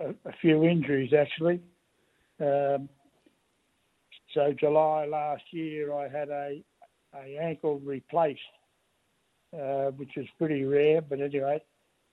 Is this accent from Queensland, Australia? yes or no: no; Melbourne, Victoria, Australia; now in Ballarat, Australia; I was born in Holberg Street, Mooney Ponds, and in 1939